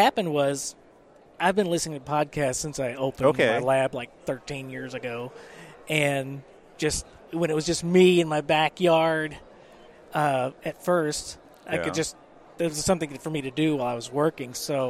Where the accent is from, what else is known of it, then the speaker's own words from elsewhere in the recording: Temple, Texas, United States; Temple, Texas.